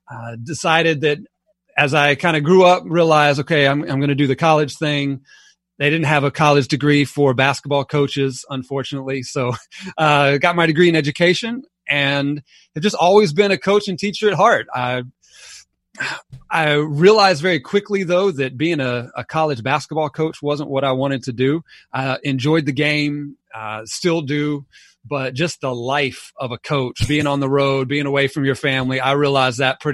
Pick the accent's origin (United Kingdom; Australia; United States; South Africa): United States; Atlanta, Georgia; also born or lived in Alabama; I was born in Alabama. But we only lived there about 6 months, so I don't quite claim it. And then we moved here to Atlanta and kind of lived in and around Atlanta most of my life